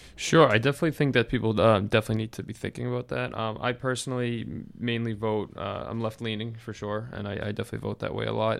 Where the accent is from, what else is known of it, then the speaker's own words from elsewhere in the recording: Massachusetts, United States; I'm from Massachusetts. I've had Elizabeth Warren as my senator for, for a long time now